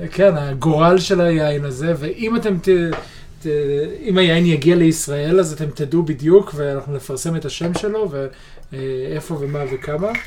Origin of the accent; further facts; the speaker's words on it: Israel; אנחנו כישראלים וכיהודים